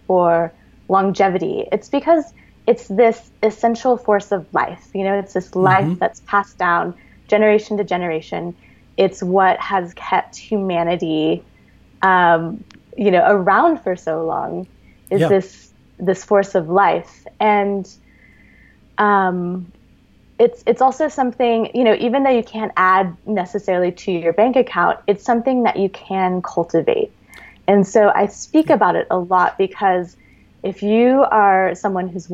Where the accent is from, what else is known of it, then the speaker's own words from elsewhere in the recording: Texas, United States; moved away as an adult; also born or lived in Austin, Texas; now in California, United States; I grew up in Texas, you know, so I was there for 30 years.